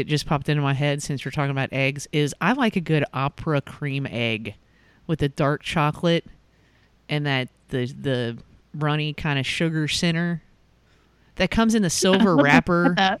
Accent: Northern Kentucky, United States; See, I'm from Northern Kentucky, so we call them Vienna sausages.

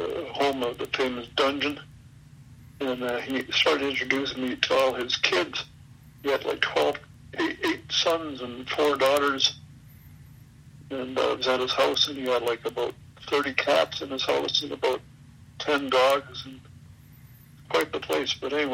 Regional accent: Winnipeg, Manitoba, Canada; moved away as an adult; now in Calgary, Canada; I'm from Winnipeg originally. Been out to Calgary, Alberta here for about 45 years. But I'm an old AWA guy, Winnipeg guy.

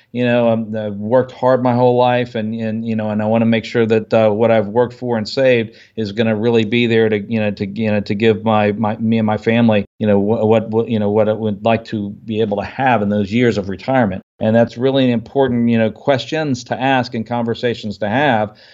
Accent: United States; I grew up outside the Washington, D C area

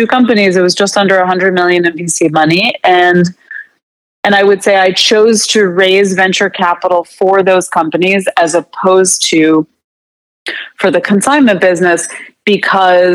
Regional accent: United States; also born or lived in Canada; I was going to school in Canada, and I couldn't get a job as an American

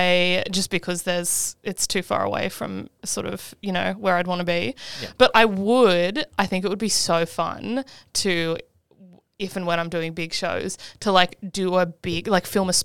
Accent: Muswellbrook, New South Wales, Australia; my favorite new song in my new show is called … It's about Muswellbrook.

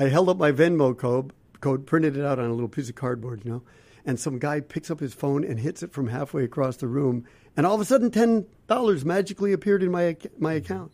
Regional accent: Ohio, United States; I'm from Ohio

